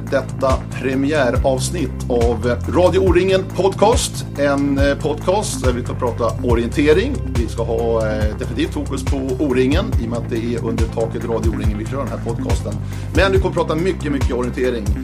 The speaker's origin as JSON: {"language": "Swedish", "area": "Södertörn", "region": "Stockholm County", "country": "Sweden", "said": "Jag är också från Södertörn"}